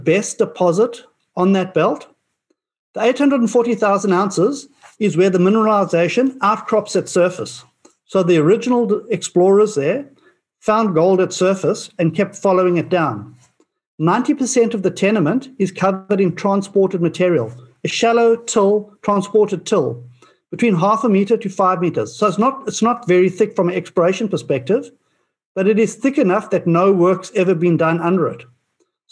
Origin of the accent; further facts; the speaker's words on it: Australia; as an Australian